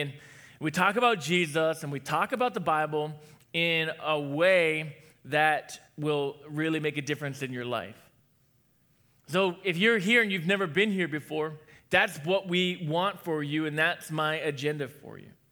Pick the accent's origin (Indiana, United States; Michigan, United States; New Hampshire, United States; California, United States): New Hampshire, United States; I was born in New Hampshire